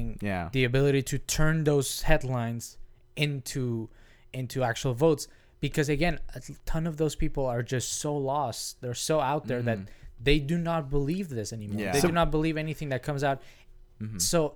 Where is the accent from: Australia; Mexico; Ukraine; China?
Mexico; now in United States; that's how we grew up in Mexico